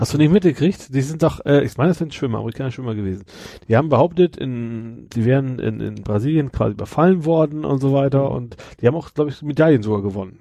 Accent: Kroge, Lower Saxony, Germany; aus meinem Heimatort, Kroge, ne, das ist so mhm. 2000 Einwohner

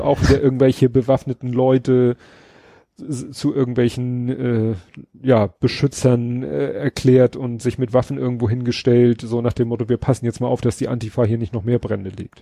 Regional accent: Hamburg, Germany; ich als Schulkind in Hamburg in der Grundschule

